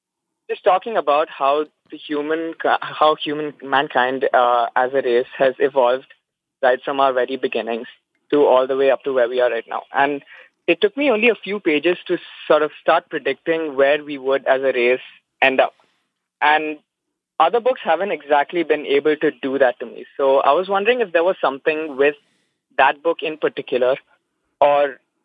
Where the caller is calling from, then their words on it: Dubai, United Arab Emirates; I'm calling from Dubai, UAE, actually.